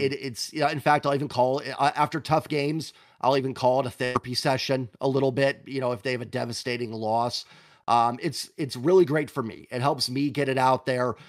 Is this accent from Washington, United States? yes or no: yes; Washington, United States; I was growing up in Washington